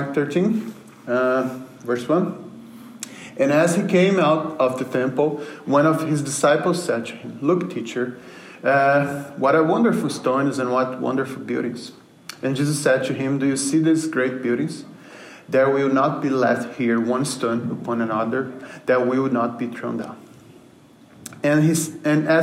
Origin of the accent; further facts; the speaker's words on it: Brazil; moved away; I'm from Brazil